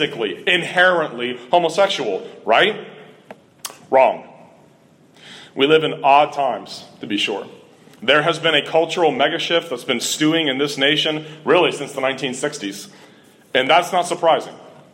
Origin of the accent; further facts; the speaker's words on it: Cincinnati, Ohio, United States; Growing up in Cincinnati, Ohio, I had been exposed to Roman Catholicism almost constantly.